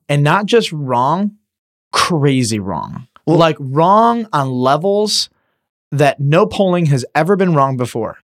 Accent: Detroit, Michigan, United States; I'm from Detroit

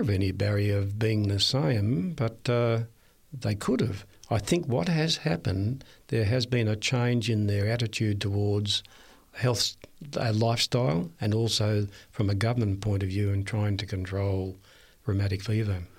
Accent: Red Hill, Victoria, Australia; moved away; I was born in Victoria, a little place called Red Hill, a main ridge road, and, uh, it's on the Mornington Peninsula

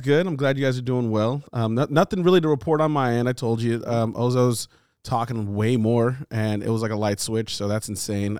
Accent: California, United States; we all live in California. We're all from California.

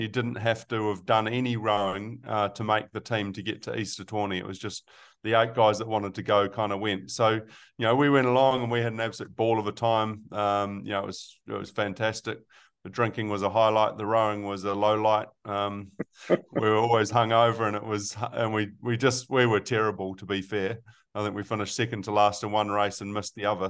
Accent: Melbourne, Victoria, Australia; now in New Zealand; I was born in Australia, uh, in Melbourne

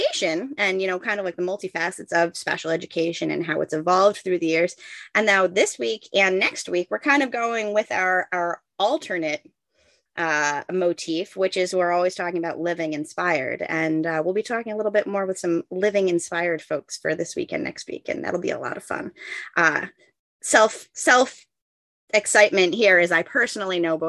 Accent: New York, United States; moved away; I grew up in New York.

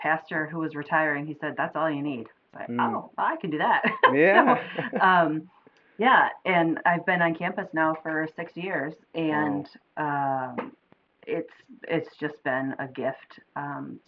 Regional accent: outside of Ann Arbor, Michigan, United States; I grew up outside of Ann Arbor, which is very diverse

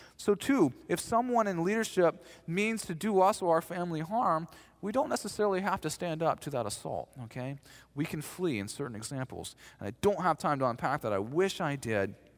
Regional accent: the South, United States; I'm from the South.

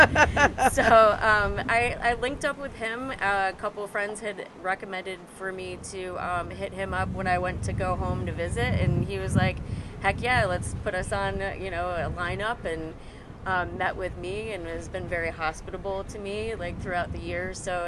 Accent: Rochester, New York, United States; moved away as an adult; now in Brooklyn, United States; I live in Brooklyn. I'm from Rochester, New York

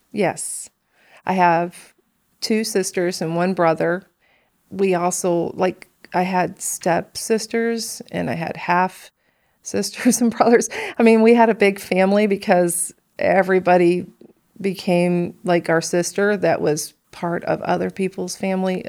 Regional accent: Chicago, Illinois, United States; also born or lived in Benton, Illinois / Johnston City, Illinois; I grew up on the south side of Chicago in the projects

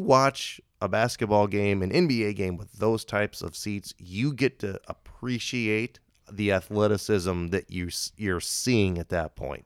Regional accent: Indiana, United States; I'm, I'm from Indiana

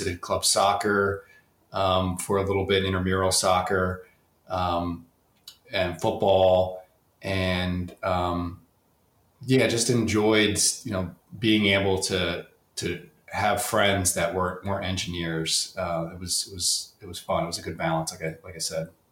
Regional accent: the Poconos, Northeast Pennsylvania, United States; I grew up in the Poconos, Northeast Pennsylvania

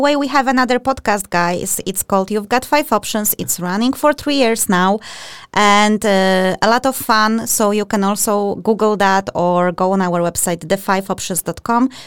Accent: Poland; I'm from Poland as well.

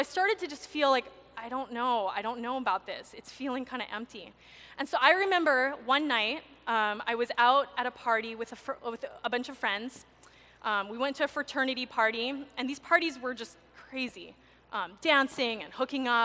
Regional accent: Maui, Hawaii, United States; I was born and raised on Maui

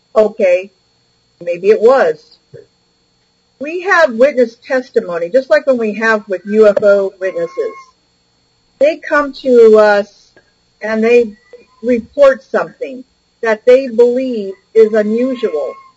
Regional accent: Bay Area, California, United States; I was raised in the Bay Area

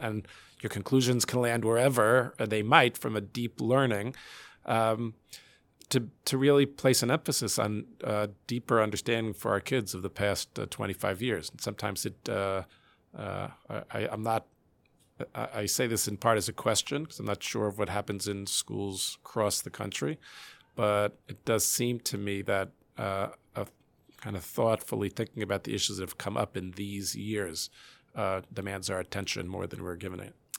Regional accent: United States

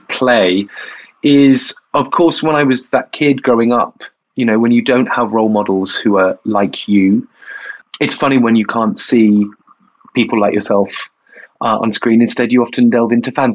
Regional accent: Bournemouth, South West England, United Kingdom; I am from Bournemouth. I was a gay kid in Bournemouth

